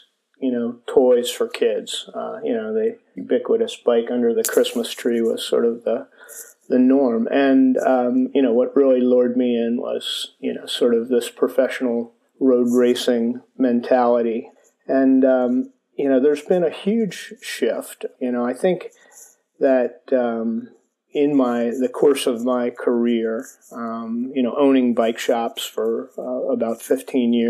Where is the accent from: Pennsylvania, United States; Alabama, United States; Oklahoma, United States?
Pennsylvania, United States; Elkins Park; where I grew up in Elkins Park, Pennsylvania, a suburban Philadelphia community